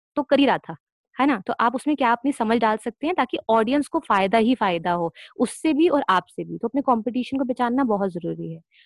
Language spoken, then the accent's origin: Hindi; Delhi, India; मैं दिल्ली से हूँ